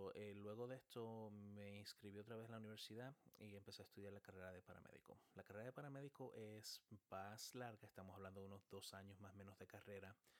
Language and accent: Spanish; San Cristóbal, Dominican Republic; first language Spanish; moved away as an adult; also born or lived in Chile / Texas, United States; now in United States; nací en Chile y llegué a República Dominicana muy, muy, muy niño y crecí en República Dominicana, en un pueblito llamado San Cristóbal